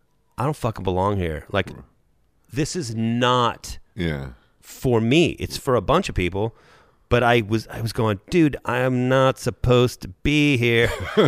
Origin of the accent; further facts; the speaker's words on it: Thousand Oaks, California, United States; I went to Thousand Oaks, Los Angeles.